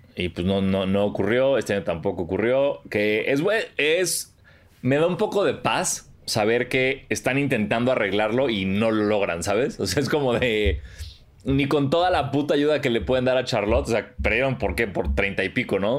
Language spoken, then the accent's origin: Spanish; Mexico; el mexicano es bien pícaro